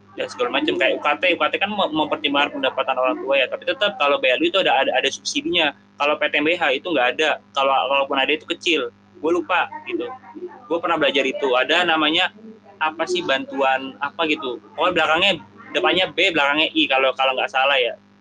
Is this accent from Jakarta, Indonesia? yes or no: yes; Jakarta, Indonesia; Gua sebagai warga Jakarta